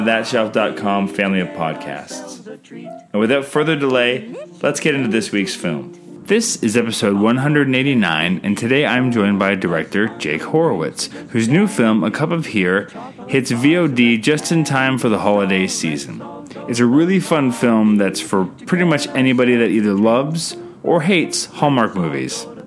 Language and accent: English; Canada; I'm Canadian filmmaker